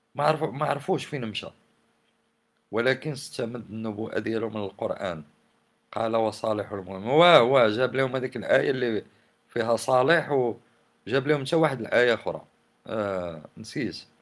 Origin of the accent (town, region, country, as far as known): Morocco